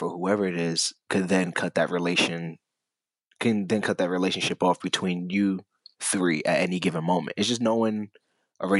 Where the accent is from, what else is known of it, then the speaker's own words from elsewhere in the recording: New York City, New York, United States; from Brooklyn